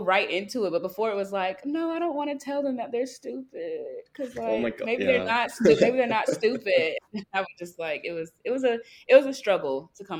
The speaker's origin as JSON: {"language": "English", "region": "the South", "country": "United States", "said": "Cause it's like, I'm from the South. Southern sweetheart was never this mean growing up"}